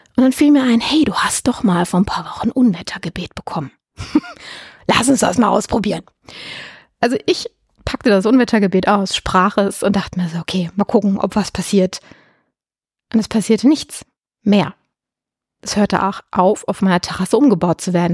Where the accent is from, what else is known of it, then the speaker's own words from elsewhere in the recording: Germany; bei uns in Deutschland